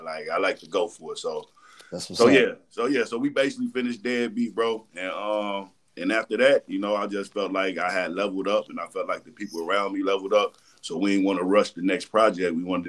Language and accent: English; Chicago, Illinois, United States; also born or lived in Atlanta; I originated in the music industry, you know, from the south side of Chicago, bro.